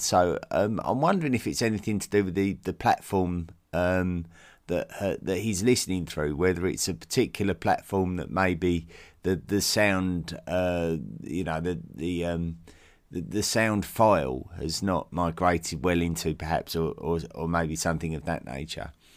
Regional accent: United Kingdom; as a British man, uh, having lived in Britain all my life

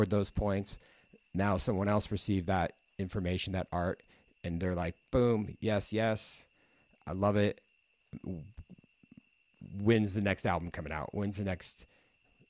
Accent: Midwest, United States; moved away as an adult; also born or lived in California; now in San Diego, United States; why did I come from the Midwest?

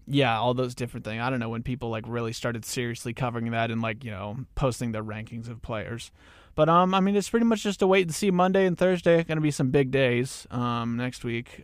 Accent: Newton, Kansas, United States; I'm also from Newton, Kansas, which is right off of I thirty-five, a little bit north of Wichita.

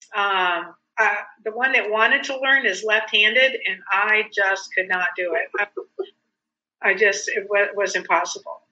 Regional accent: South Dakota, United States; moved away; I grew up in South Dakota where I couldn't wait to leave.

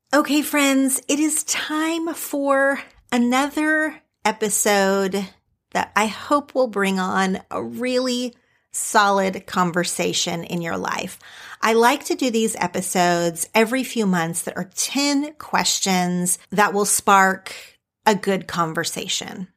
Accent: Oklahoma, United States; now in California, United States; my childhood friends from growing up in Oklahoma

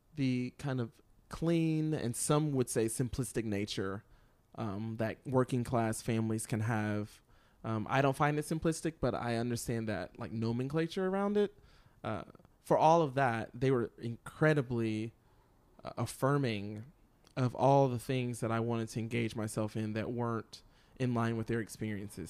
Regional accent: Lincolnton, North Carolina, United States; I grew up in Lincolnton, North Carolina

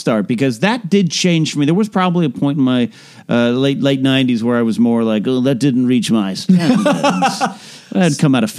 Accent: California, United States; I grew up all California, but LA's faster than my hometown.

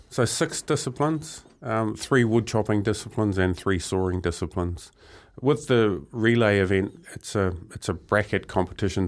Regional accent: Murupara, Bay of Plenty, New Zealand; growing up in Murupara. It was quite a small town, um, strong logging community

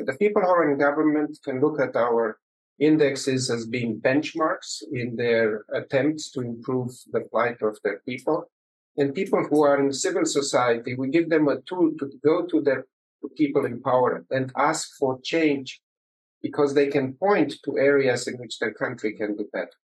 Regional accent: Romania; moved away; I started uh, life in uh, in communist Romania

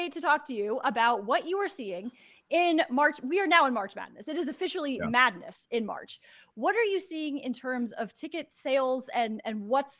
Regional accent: Connecticut, United States; I am from Connecticut

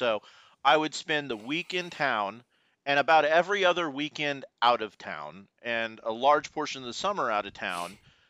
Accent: Houston, Texas, United States; also born or lived in Luling, Texas; I was born and raised in Houston, Texas, H-Town

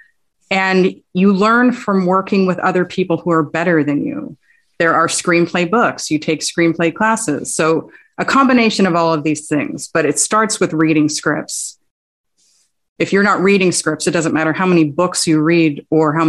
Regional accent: Las Vegas, Nevada, United States; I grew up in Vegas. I wasn't born here, but I was raised here, essentially

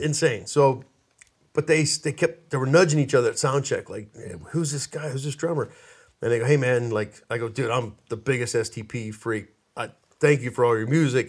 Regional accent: Pittsburgh, Pennsylvania, United States; moved away

